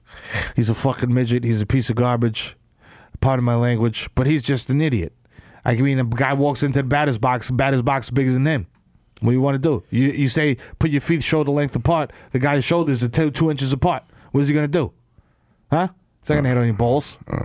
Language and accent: English; New York City, New York, United States; Like, that's my growing up in New York